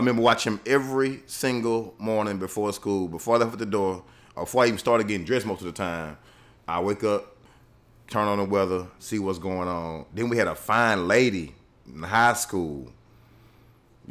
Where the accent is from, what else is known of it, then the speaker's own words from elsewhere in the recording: Louisiana, United States; moved away as an adult; now in Houston, United States; growing up in Louisiana